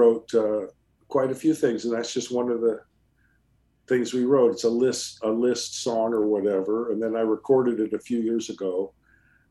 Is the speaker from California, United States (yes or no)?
yes; California, United States; I'm Californian